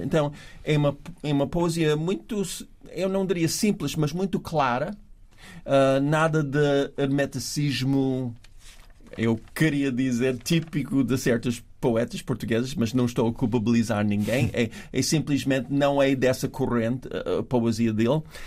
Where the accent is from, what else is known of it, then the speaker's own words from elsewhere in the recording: New York, United States; accent: New York; Portuguese is a second language; moved away; meu sotaque nova-iorquino